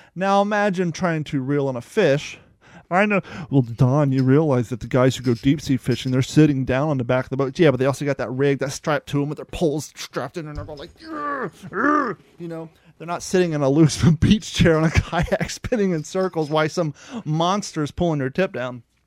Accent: United States; moved away; also born or lived in Ohio / Kentucky / Cape Coral, Florida; growing up in Ohio and in Kentucky

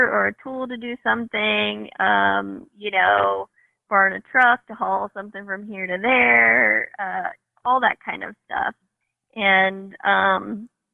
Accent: Northern Kentucky, United States; moved away; also born or lived in Washington State; growing up in Northern Kentucky, we had a garden in the backyard. I worked at McGlasson's Produce in Hebron

